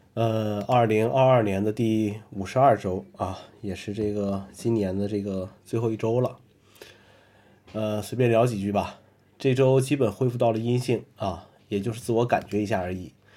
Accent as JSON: {"language": "Chinese", "country": "China", "said": "我们中国人"}